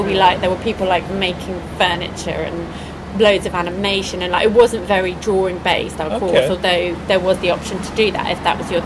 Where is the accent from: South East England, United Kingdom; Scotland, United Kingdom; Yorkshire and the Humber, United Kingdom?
South East England, United Kingdom; Henley-on-Thames; moved away as an adult; now in Brighton, United Kingdom; I grew up in Henley, which is west of London